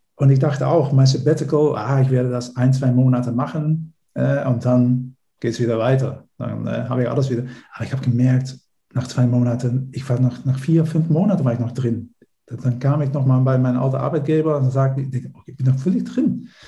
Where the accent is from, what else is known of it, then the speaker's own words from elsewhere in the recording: Netherlands; German is a second language; moved away as an adult; also born or lived in Berlin, Germany; now in Germany; ich bin äh, Niederländer, wie man vielleicht auch äh, äh, unschwer äh, hören kann